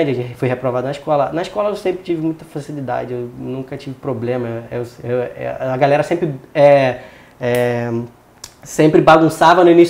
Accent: São Gonçalo, Rio de Janeiro, Brazil; born there; Nasci em São Gonçalo, no Rio de Janeiro, né? É, na região metropolitana ali do Rio mesmo, só que numa região bem é, afastada ali da Zona Sul e Barra

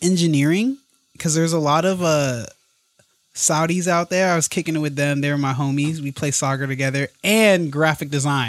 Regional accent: Colorado Springs, Colorado, United States; also born or lived in Hays, Kansas; I'm from Colorado Springs. Okay. Raised there, not born. I was there for school.

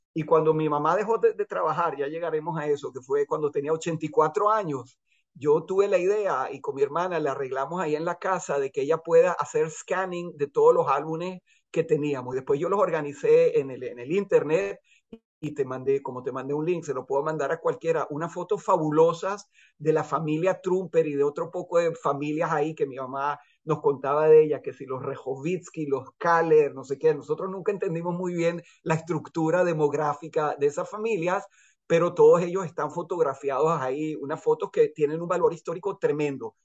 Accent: Venezuela; moved away as an adult; also born or lived in Chile; now in Israel; estuvimos contentos de haber crecido en Venezuela y no en Chile

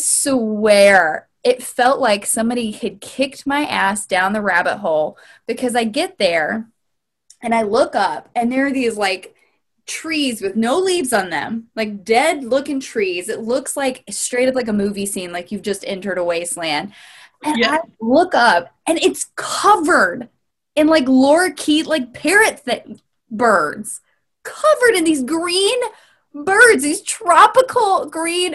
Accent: Louisiana, United States; I grew up in Louisiana

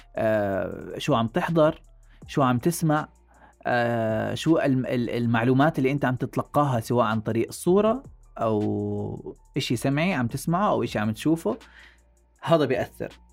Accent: Jordan; عاداتنا وتقاليدنا نحن كأردنيين

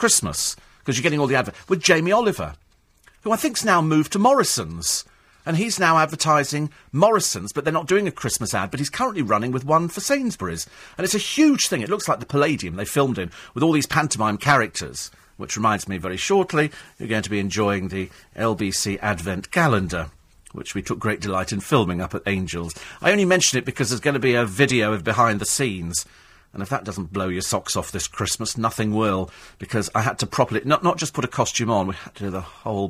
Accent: United Kingdom; You know, because I'm hardy and I'm British.

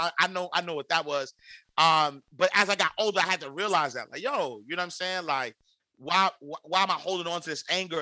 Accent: New York City, New York, United States; I'm from the St. Nicholas housing projects in New York City.

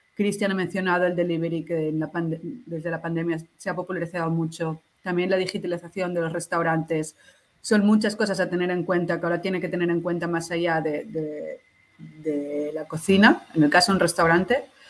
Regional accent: Barcelona, Catalonia, Spain; also born or lived in Peru; soy de Barcelona

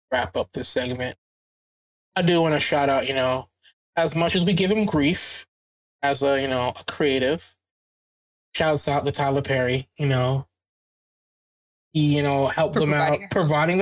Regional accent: Jamaica; Being Jamaican

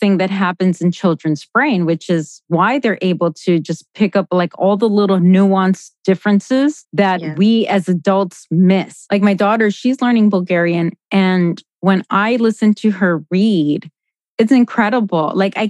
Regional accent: Miami, Florida, United States; also born or lived in Colombia; I grew up in Florida, but I was born in Colombia and I lived in Colombia as a teenager.

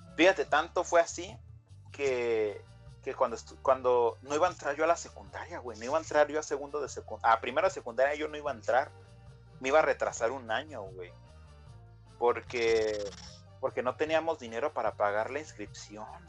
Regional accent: Jamay, Jalisco, Mexico; now in United States; soy nacido en Estados Unidos, pero criado en México

